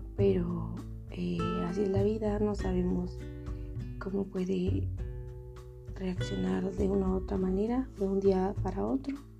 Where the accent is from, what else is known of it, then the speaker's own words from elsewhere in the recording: San Juan Cotzal, Quiché, Guatemala; first language Ixil; Spanish is a second language; moved away as an adult; now in Quetzaltenango, Guatemala; soy originaria de San Juan Cotzal el Quiché